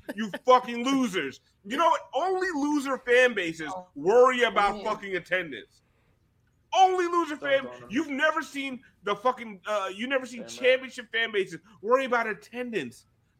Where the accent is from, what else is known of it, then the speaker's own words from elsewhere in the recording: South Florida, United States; Because I'm fucking from South Florida